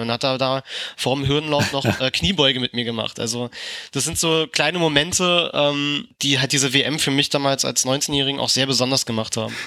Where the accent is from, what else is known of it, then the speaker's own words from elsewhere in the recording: Berlin, Germany; für mich als Berliner